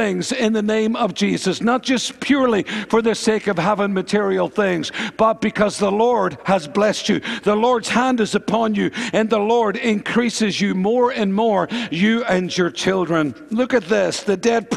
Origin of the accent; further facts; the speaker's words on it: Northern Ireland, United Kingdom; Karen and myself, we grew up in Northern Ireland